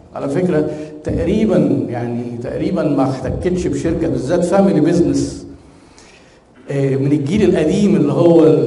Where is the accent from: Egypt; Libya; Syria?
Egypt; احنا عندنا في مصر